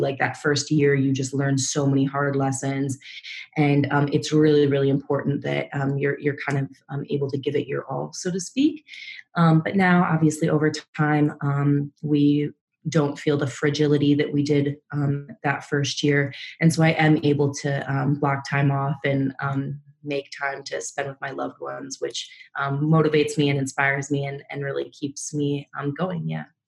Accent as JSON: {"language": "English", "region": "Minnesota", "country": "United States", "tie": "born or raised there", "moved": "as an adult", "lives_now": "New York, United States", "said": "I was born and raised in Minnesota in the Midwest, and came to New York um, right after graduating college"}